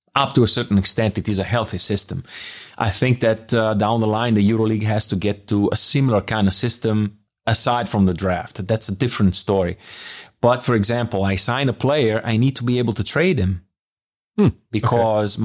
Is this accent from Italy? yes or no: yes; Bologna, Emilia-Romagna, Italy; English is a second language; moved away as an adult; also born or lived in Biella; now in Munich, Germany; I'm from Bologna